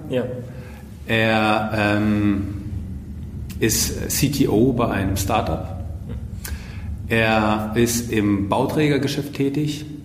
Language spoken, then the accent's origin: German; Baghdad, Baghdad Governorate, Iraq; born there; Nein, ich bin in Bagdad geboren.